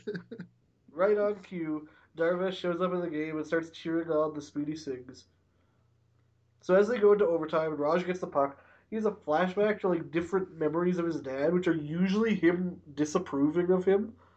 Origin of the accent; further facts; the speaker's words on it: Canada; I'm Canadian